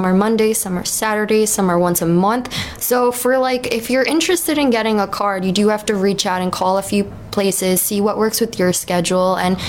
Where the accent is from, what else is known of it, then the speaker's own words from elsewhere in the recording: New York, United States; now in Maui, United States; New York. Same as Mike. I do work at a dispensary here in Hawaii, on Maui specifically.